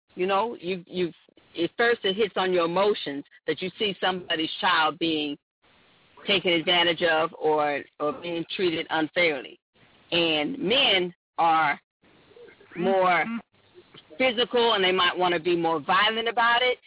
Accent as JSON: {"language": "English", "town": "Oakland", "region": "California", "country": "United States", "tie": "born or raised there", "said": "I was born and raised in Oakland, California"}